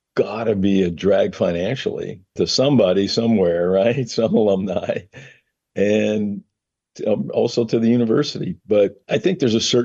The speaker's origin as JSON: {"language": "English", "town": "Monongahela", "region": "Pennsylvania", "country": "United States", "tie": "born or raised there", "moved": "as an adult", "said": "growing up in Western Pennsylvania"}